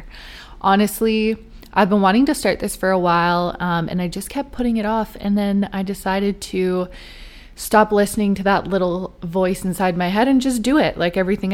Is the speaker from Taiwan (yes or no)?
no; Vancouver, British Columbia, Canada; I'm born and raised in Vancouver, BC, just outside of it.